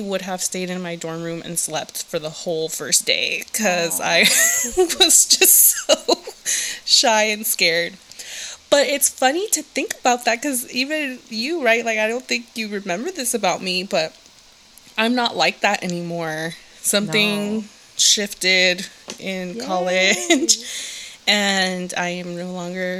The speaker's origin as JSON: {"language": "English", "town": "Los Angeles", "region": "California", "country": "United States", "tie": "born or raised there", "moved": "as an adult", "lives_now": "Bay Area, United States", "said": "I'm originally from Southern California, aka the Valley, aka 818. And I was born and raised down in the Valley"}